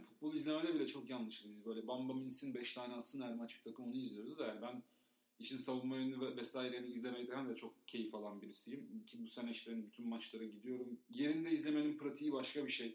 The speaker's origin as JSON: {"language": "Turkish", "region": "Istanbul", "country": "Turkey", "tie": "born or raised there", "said": "İstanbul'da büyüdük."}